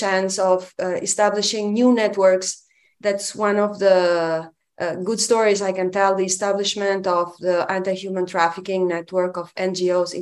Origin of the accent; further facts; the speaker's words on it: Albania; moved away as an adult; now in Romania; I am from Albania. So I grew up in one of the worst dictatorships that the world has known